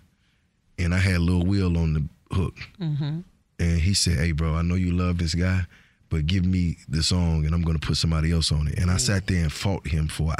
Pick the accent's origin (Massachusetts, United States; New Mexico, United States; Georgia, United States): Georgia, United States; accent: Georgia; My accent is so Georgia.